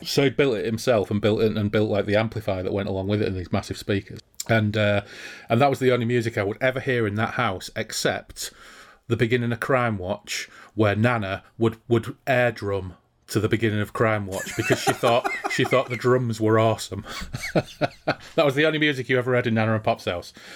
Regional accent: Hull, Yorkshire and the Humber, United Kingdom; growing up in Hull

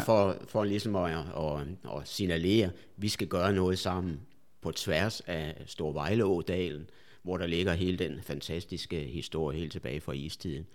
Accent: a small village outside Viborg, Central Jutland, Central Denmark Region, Denmark; moved away; also born or lived in Albertslund; nu skal vi helt tilbage til, til Midtjylland, ja. en lille landsby uden for Viborg

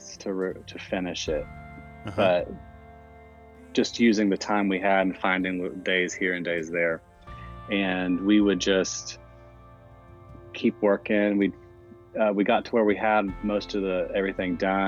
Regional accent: Jacksonville, Florida, United States; my friend Joel Corey, who I've known for years since growing up in Jacksonville, Florida

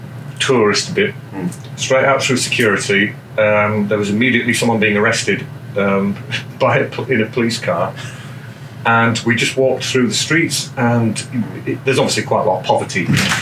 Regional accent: Germany; I'm a man of the world. I grew up in Germany, I've lived all over the place, and I like to experience other people's cultures.

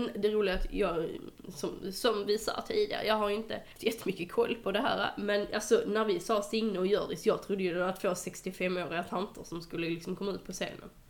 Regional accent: Skåne, Sweden; jag är skåning

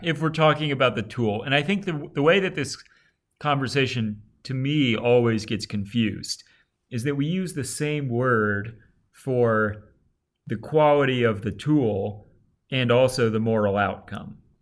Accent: Alabama, United States; Tom and I both grew up in the South.

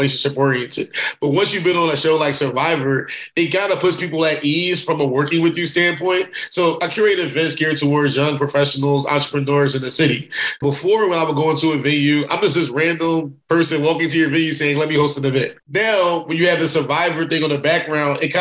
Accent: Philadelphia, Pennsylvania, United States; I'm from Philly

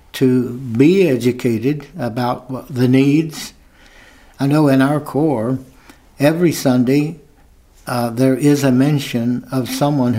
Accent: West Virginia, United States; moved away as an adult; I'm from West Virginia

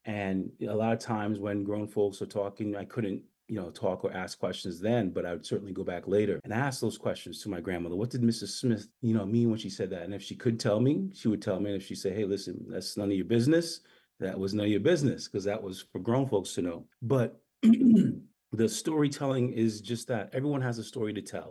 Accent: U.S. Virgin Islands; moved away; also born or lived in St. Thomas, US Virgin Islands / Massachusetts, United States / Brooklyn, New York, United States; Born in St. Thomas, grew up in St. John, commuted every day by boat.

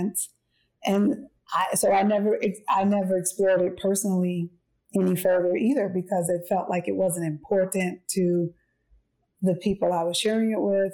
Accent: East Orange, New Jersey, United States; I'm from East Orange, New Jersey. That's where I'm from.

